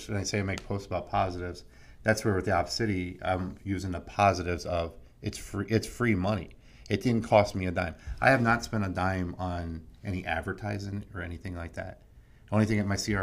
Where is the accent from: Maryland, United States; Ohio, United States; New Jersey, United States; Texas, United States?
New Jersey, United States; I'm from Jersey, so I'm kind of bold and in your face a little bit.